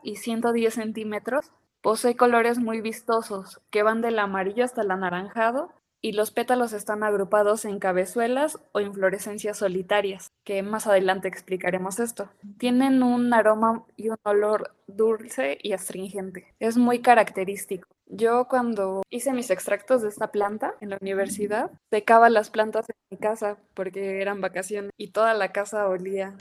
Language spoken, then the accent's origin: Spanish; Tlaxcala, Mexico; Sí, soy de Tlaxcala.